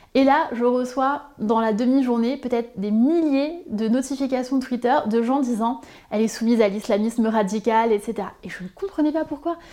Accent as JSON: {"language": "French", "region": "Corsica", "country": "France", "also_born_or_lived": "Sarthe", "moved": "yes", "said": "je suis originaire de Corse, donc forcément il y a une particularité, y compris culturelle en Corse"}